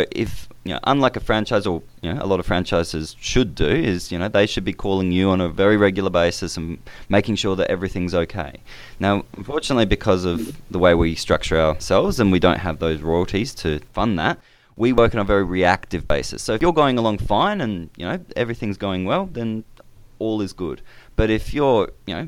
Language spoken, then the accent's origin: English; Adelaide, South Australia, Australia; moved away as an adult; now in Brisbane, Australia; I grew up in Adelaide